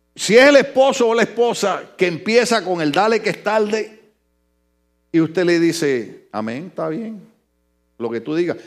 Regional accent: Ponce, Puerto Rico; moved away; Yo jovencito en mi país en un lugar que se llama La Concha Acústica en Ponce

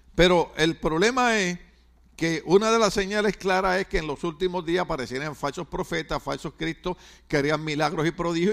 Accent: Puerto Rico; en mi país, Puerto Rico

